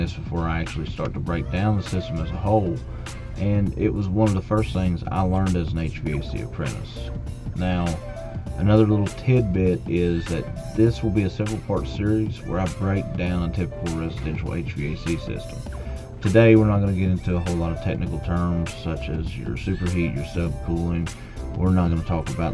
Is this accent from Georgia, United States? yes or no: no; West Virginia, United States; I grew up here in West Virginia